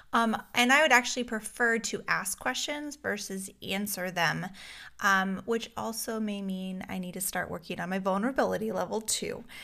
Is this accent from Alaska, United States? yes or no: yes; Alaska, United States; moved away; I grew up in Alaska